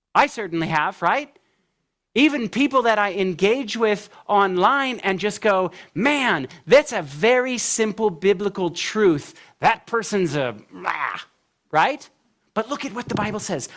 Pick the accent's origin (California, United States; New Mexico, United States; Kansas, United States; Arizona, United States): California, United States; now in Tennessee, United States; I'm from California through and through. When I moved to Tennessee